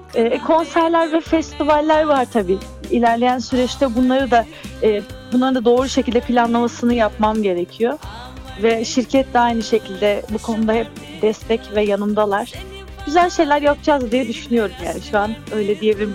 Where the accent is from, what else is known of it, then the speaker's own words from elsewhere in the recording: Istanbul, Turkey; also born or lived in Artvin (family origin); now in Izmir, Turkey; doğum yerim tabii ki de İstanbul. Hani orada e, doğdum, Bahçeli Evler'de doğdum ama kökenim hep e, Karadeniz'de